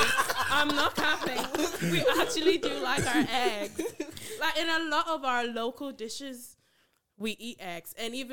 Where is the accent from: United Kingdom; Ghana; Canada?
Ghana; Well, I'm Ghanaian.